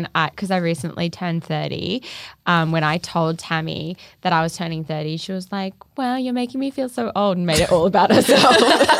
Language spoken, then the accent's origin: English; Australia; born there; And so I was born in Australia, obviously.